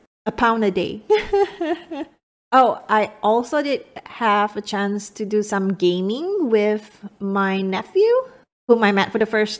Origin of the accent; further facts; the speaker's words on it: Miri, Sarawak, Malaysia; moved away; my hometown is on the Borneo Island side, which is called Miri, and that's also by the beach because it's an island.